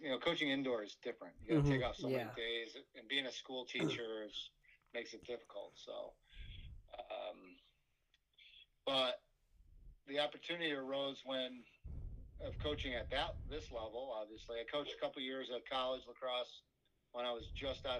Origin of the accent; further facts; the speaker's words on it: Fairport, New York, United States; I moved from one side of my hometown of Fairport to the other side